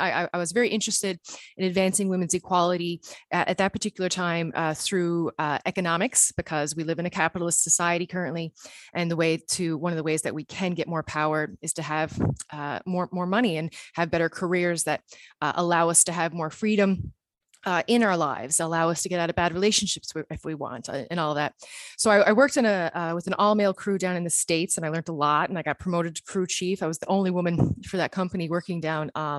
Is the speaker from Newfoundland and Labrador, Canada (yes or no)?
yes; Newfoundland and Labrador, Canada; moved away as an adult; now in Netherlands; I am a Newfoundlander living in the Netherlands